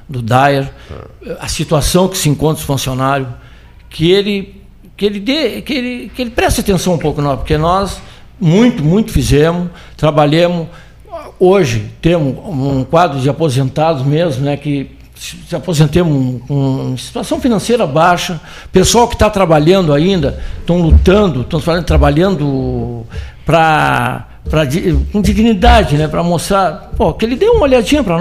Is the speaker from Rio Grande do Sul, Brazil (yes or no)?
yes; Pelotas, Rio Grande do Sul, Brazil; Claro, sou pelotense, sou daqui, sim, muito.